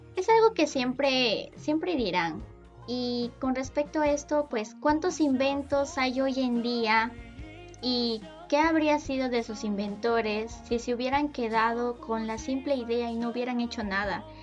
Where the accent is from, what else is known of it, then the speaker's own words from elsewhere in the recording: Peru; Yo soy de Perú